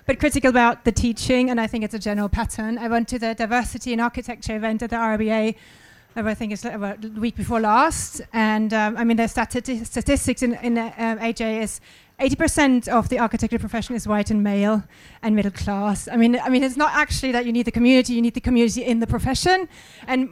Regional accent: Germany; moved away; I'm white, I'm from German

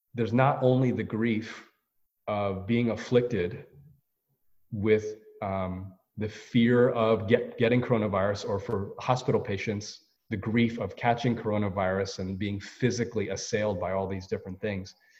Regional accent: United States; I'm Korean American

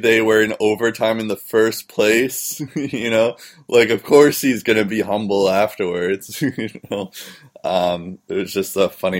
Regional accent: United States; as an American, I want to see them on a U.S. team.

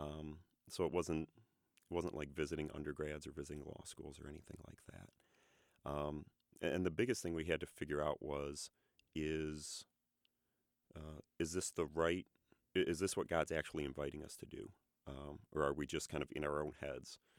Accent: Ann Arbor, Michigan, United States; moved away as an adult; we are from Ann Arbor, Michigan. Uh, I grew up there

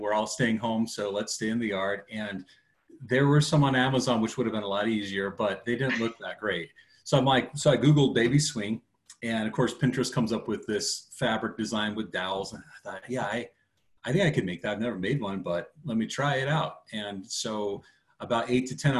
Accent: Seattle, Washington, United States; we're from the Seattle area.

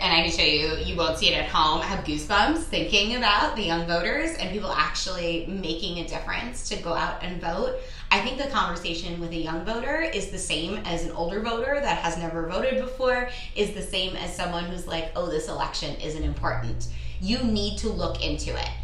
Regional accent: New York City, New York, United States; moved away; I'm a girl from Brooklyn

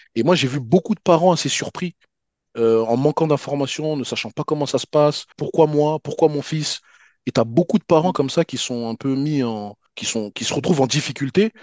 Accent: Paris, Île-de-France, France; quand on était jeunes sur Paris

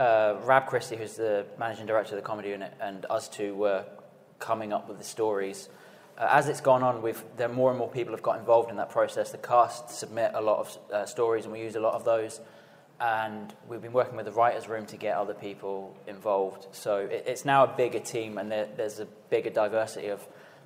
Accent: Slough, South East England, United Kingdom; I'm from Slough

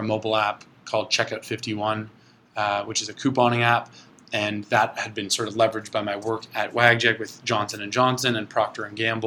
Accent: Toronto, Ontario, Canada; I was born and raised in Toronto

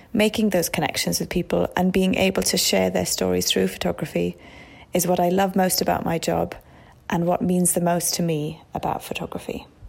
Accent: Wales, United Kingdom; moved away as an adult; also born or lived in Iraq; my hometown in Wales

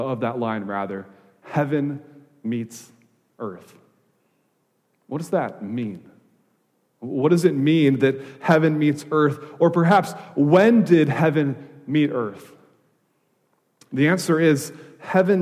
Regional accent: Wisconsin, United States; moved away as an adult; also born or lived in Louisville, Kentucky; now in California, United States; I grew up in Wisconsin

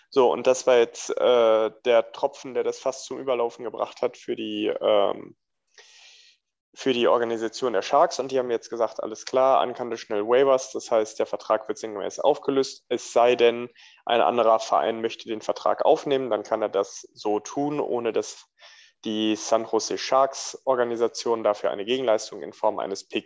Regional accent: Frankfurt, Hesse, Germany; Ja, Biberer Berg weiß ich auf jeden Fall, dass die äh, im Offenbacher Stadion gespielt haben, was ja als Frankfurter eigentlich komplett übel ist.

